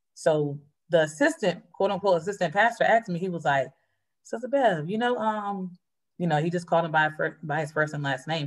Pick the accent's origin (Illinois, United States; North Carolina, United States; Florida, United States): North Carolina, United States; now in Philadelphia, United States; I'm originally from North Carolina.